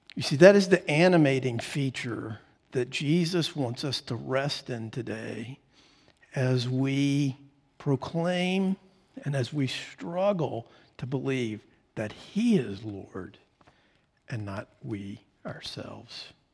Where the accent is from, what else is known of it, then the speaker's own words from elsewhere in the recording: United States; I'm an American